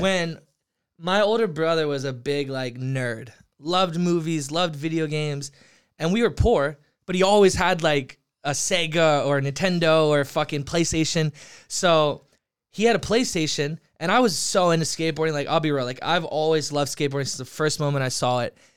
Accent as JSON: {"language": "English", "town": "Merritt Island", "region": "Florida", "country": "United States", "tie": "born or raised there", "also_born_or_lived": "Orlando, Florida / New York", "moved": "yes", "lives_now": "Los Angeles, United States", "said": "born there, grew up in a small town called Merritt Island, Florida"}